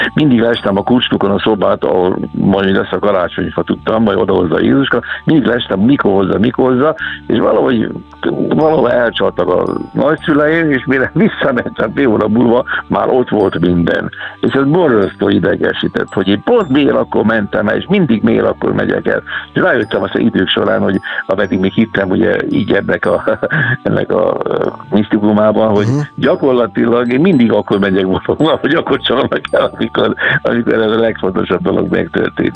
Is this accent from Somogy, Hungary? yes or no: yes; Somogy, Hungary; also born or lived in Kaposvár / Budapest / overseas; now in Keszthely area, Hungary; Nekem se esik a egykori szülőföldemtől távol, hiszen én Somogyi vagyok